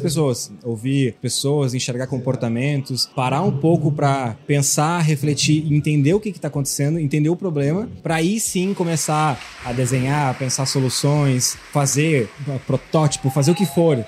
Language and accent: Portuguese; Rio Grande do Sul, Brazil; moved away as an adult; now in São Paulo, Brazil; eu já tô há cinco anos morando lá em São Paulo, mesmo sendo gaúcho, sendo daqui